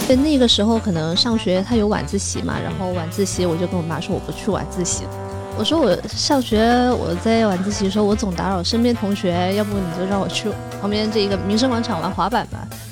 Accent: Nanning, Guangxi, China; moved away; 我是在南宁长大的嘛

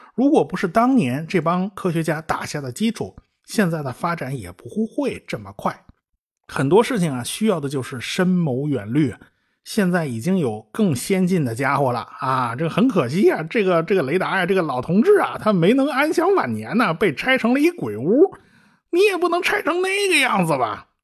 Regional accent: China; 我们中国人

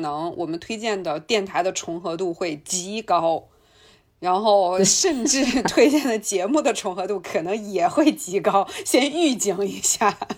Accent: China; 我们中国人吃的辣跟外国人吃的辣完全不是一回事儿

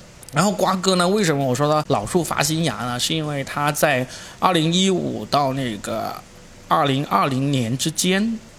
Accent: Guangdong, China; accent: Cantonese; 因为你知道沪语转成普通话也是很简单的事情嘛，就比我们广东话转成这个普通话容易多了。

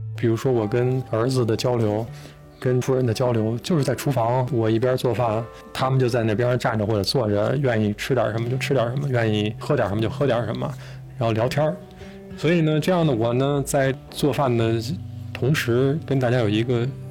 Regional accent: Beijing, China; also born or lived in Changzhi, Shanxi; 等我在下学之前就跟着父亲母亲回到北京。那当时我住在白大寺西四的羊肉胡同里面，那实际上是一个四合院，住在一个非常小的一个偏房里面

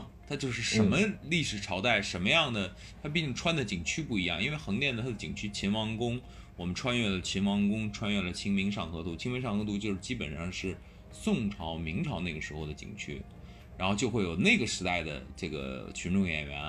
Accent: Beijing, China; now in Hengdian, China; 北京是老家，北京已经是我的老家了啊。

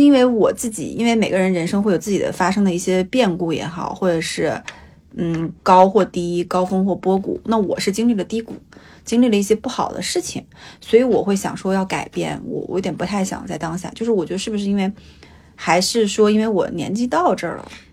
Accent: Changchun, Jilin, China; moved away as an adult; now in Hangzhou, China; 长春是我的家，因为我爸妈在哪里，是我从小生长起来的地方

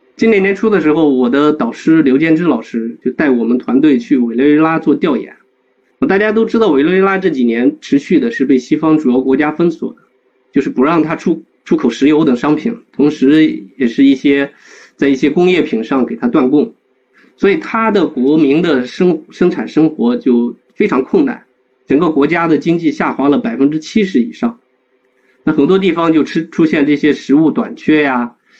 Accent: Guanzhong Plain, Shaanxi, China; 走遍了我们关中平原的大概有将近一百个村庄吧

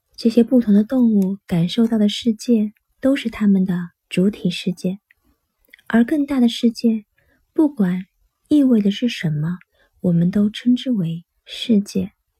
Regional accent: China; 我们中国人

